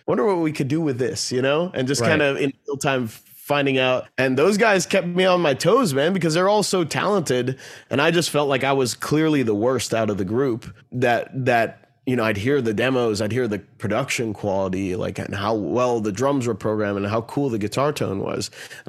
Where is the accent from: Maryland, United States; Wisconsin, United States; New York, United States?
Maryland, United States; Bethesda; And growing up in Bethesda, Maryland